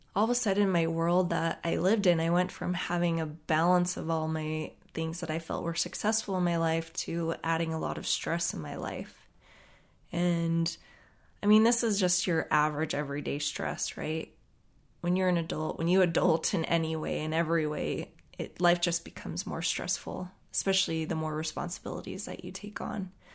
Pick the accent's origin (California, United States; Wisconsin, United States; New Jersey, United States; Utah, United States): Utah, United States; moved away; they would ask me where I was from. And I would tell them that I was from Utah